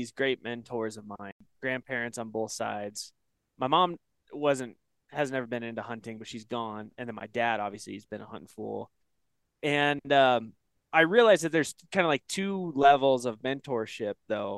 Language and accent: English; Northeast Oregon, United States; also born or lived in Bend, Oregon; now in Wyoming, United States; I grew up in Northeast Oregon